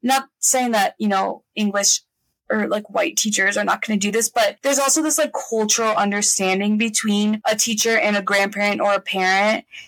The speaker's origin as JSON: {"language": "English", "town": "Miami", "region": "Florida", "country": "United States", "tie": "born or raised there", "also_born_or_lived": "Santa Cruz, California", "accent": "Miami", "said": "I'm from Miami"}